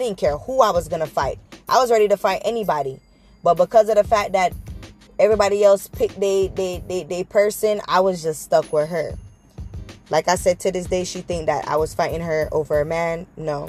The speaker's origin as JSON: {"language": "English", "country": "Jamaica", "moved": "yes", "said": "we're all Jamaican"}